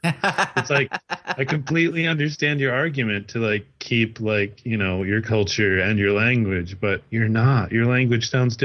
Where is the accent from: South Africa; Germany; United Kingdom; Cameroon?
United Kingdom; wow, that's pretentious for even me, and I'm British, right?